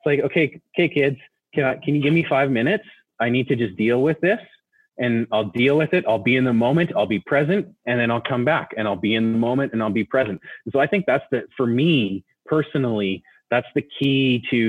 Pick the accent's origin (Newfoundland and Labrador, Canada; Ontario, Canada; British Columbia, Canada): British Columbia, Canada; Nelson; I grew up in Nelson in BC.